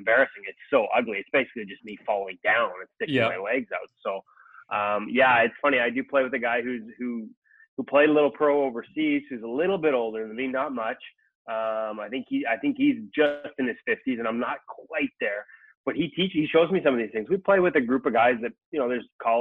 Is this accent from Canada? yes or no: yes; Vancouver, British Columbia, Canada; here in Vancouver, my hometown